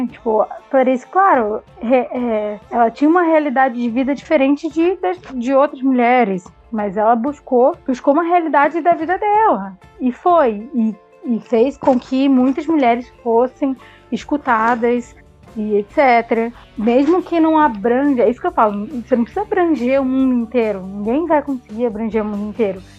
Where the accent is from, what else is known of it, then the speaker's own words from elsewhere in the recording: Rio de Janeiro, Brazil; eu que vim do Rio de Janeiro no Rio, quanto mais moreno, mais negro você fosse